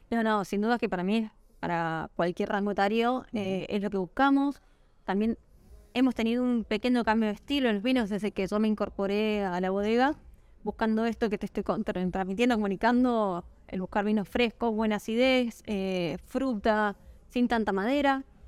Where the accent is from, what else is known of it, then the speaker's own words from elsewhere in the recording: Mendoza, Argentina; moved away as an adult; now in San Juan, Argentina; soy mendocina, hace 6 años y medio que vivo en la provincia de San Juan